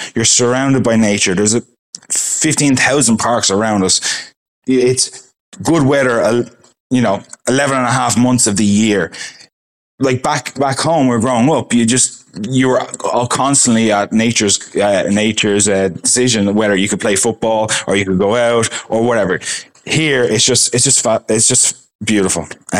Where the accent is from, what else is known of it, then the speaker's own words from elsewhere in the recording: Ireland; now in Perth, Australia; Ireland will always be my home. It's always going to be in my accent. So it's always going to be my home.